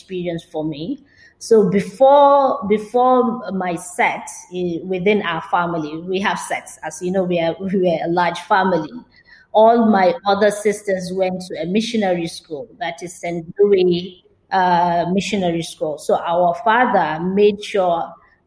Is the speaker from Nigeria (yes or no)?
yes; Kano, Kano State, Nigeria; I was born and brought up, yes, in Kano from a traditional Fulani, I can call it House of Fulani home